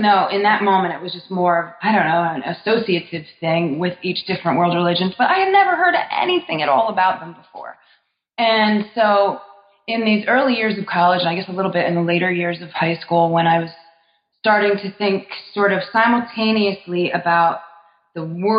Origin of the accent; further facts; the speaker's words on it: New Jersey, United States; Sure. Well, I'm from North Jersey, where I was raised and then went to college.